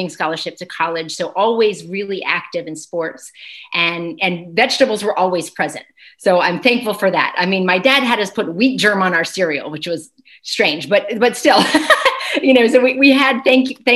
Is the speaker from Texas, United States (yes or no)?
no; Chattanooga, Tennessee, United States; also born or lived in New York / California; currently I'm in Chattanooga, Tennessee, in the heart of the South, which is actually where I was raised but not born. So I was born in New York.